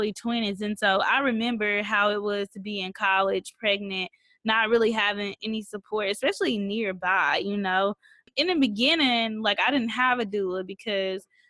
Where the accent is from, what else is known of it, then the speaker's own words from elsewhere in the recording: Mississippi, United States; I grew up in Mississippi